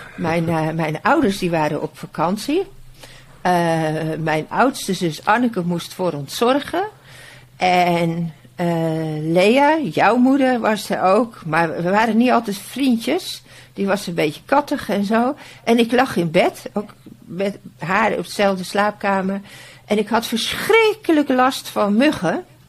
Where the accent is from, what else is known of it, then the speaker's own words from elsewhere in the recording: Bodegraven, South Holland, Netherlands; Ik ben in Bodegraven geboren